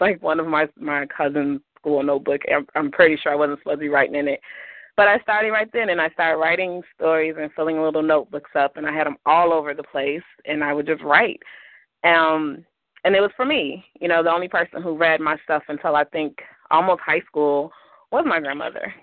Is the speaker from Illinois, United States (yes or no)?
yes; Chicago, Illinois, United States; also born or lived in Blue Island, Illinois; I grew up on the south side of Chicago